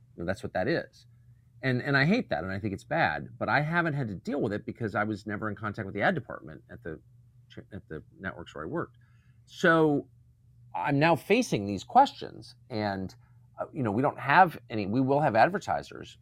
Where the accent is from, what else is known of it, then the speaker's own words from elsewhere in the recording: United States; as an American